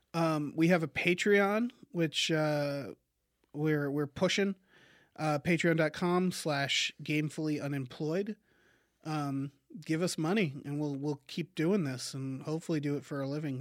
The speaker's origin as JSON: {"language": "English", "region": "Massachusetts", "country": "United States", "said": "I'm from Massachusetts"}